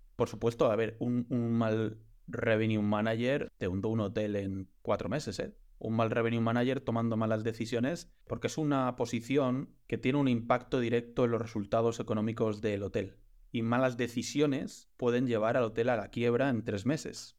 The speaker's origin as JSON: {"language": "Spanish", "town": "León", "region": "Castile and León", "country": "Spain", "said": "yo soy de León"}